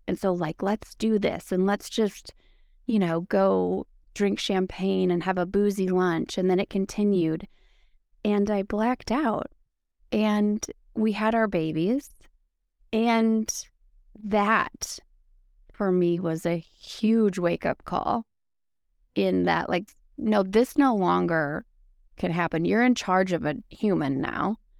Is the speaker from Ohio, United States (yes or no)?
no; Wisconsin, United States; also born or lived in Green Bay, Wisconsin; I'm from Wisconsin, and so Wisconsin is like known for beer